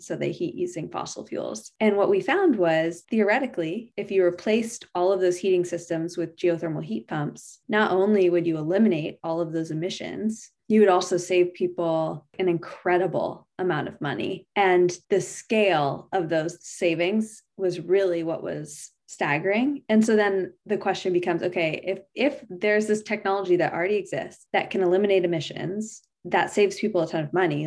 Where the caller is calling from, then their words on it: San Carlos, California, United States; I'm calling in from San Carlos, California.